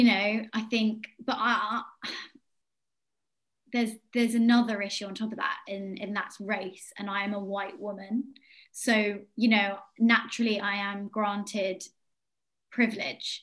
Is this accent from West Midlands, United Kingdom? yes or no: no; Yeovil, South West England, United Kingdom; moved away; Yeovil, which is my hometown